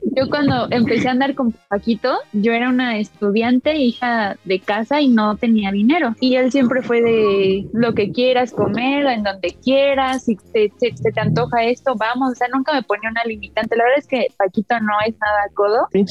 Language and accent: Spanish; Mexico City, Mexico; nací y en vivo en la Ciudad de México